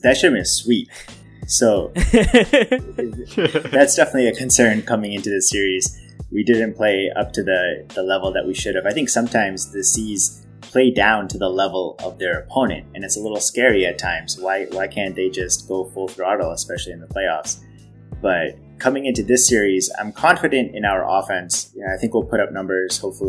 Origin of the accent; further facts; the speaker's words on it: Boston, Massachusetts, United States; I'm from Boston. I've been here my entire life.